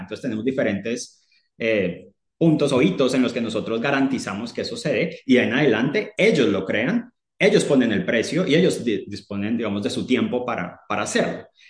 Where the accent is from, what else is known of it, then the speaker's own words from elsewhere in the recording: Colombia; moved away as an adult; now in United Kingdom; colombiano, eh, pero vivo en el Reino Unido hace nueve años